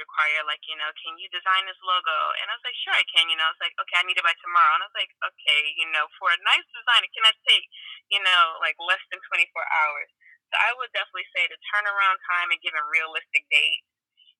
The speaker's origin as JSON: {"language": "English", "town": "Gary", "region": "Indiana", "country": "United States", "said": "I'm from Gary, Indiana"}